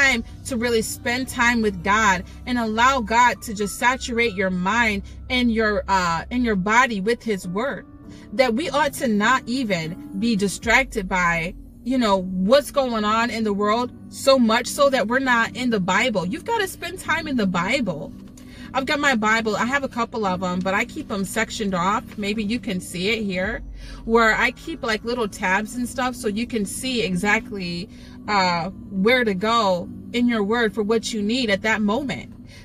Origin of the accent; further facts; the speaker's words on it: New York, United States; maybe you can hear my accent. I don't want to say I'm from New York